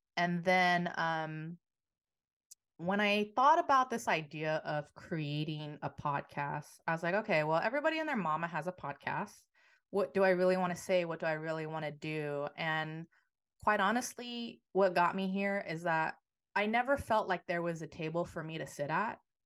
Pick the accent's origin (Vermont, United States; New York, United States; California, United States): California, United States; San Francisco; I am a San Francisco native, uh, born and raised in the Yay area